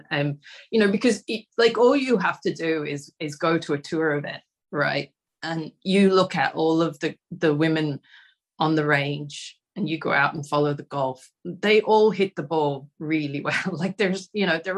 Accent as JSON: {"language": "English", "country": "Australia", "tie": "born or raised there", "said": "growing up in Australia"}